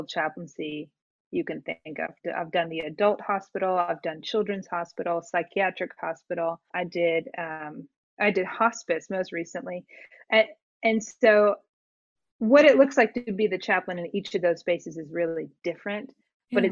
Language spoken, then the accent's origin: English; outside of Atlanta, Georgia, United States; I grew up in outside of Atlanta, grew up in circles that were a bit more conservative